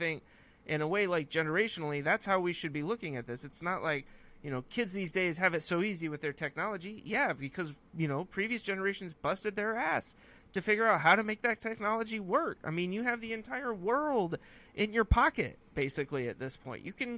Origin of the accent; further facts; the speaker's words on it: California, United States; well, I'm from California, so I only like California oak trees